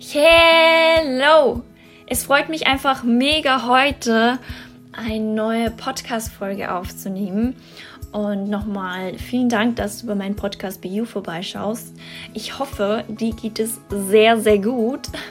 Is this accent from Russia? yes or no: no; Austria; bei uns in Österreich